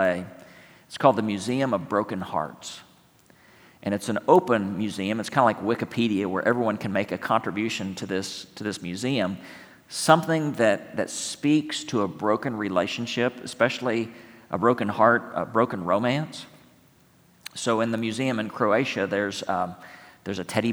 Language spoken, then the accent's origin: English; San Angelo, Texas, United States; moved away; San Angelo, Texas, my hometown